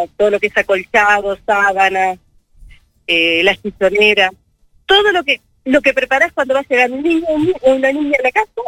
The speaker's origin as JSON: {"language": "Spanish", "country": "Uruguay", "said": "Como muchos uruguayos y uruguayas"}